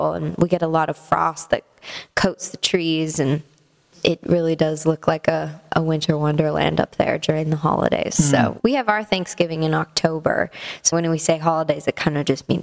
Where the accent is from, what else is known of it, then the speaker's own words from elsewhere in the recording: Canada; moved away as an adult; now in Nashville, United States; as a Canadian